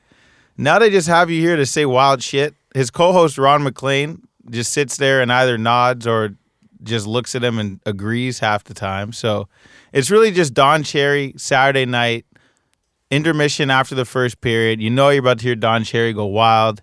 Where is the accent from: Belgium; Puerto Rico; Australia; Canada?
Canada; as a Canadian